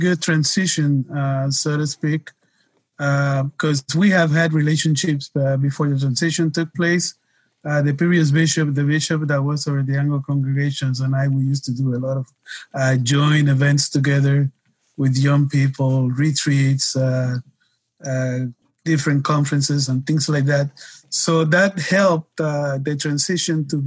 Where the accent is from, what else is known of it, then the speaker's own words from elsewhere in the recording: Puerto Rico; moved away as an adult; also born or lived in Detroit, Michigan / Cleveland, Tennessee / California; my parents moved back to Puerto Rico when I was about 2 years ago. So I grew up in the island